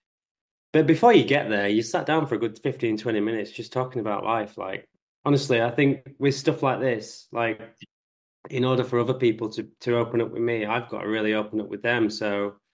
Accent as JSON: {"language": "English", "area": "the North", "region": "the north of England", "country": "United Kingdom", "said": "I'm from the North"}